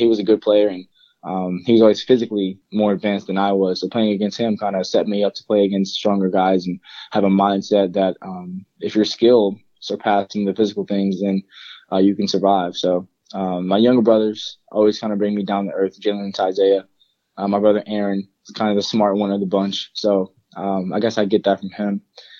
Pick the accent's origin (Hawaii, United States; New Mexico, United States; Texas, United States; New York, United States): New York, United States; Bronx; Mainly, I grew up in Bronx, New York. I kind of moved around a lot when I was younger.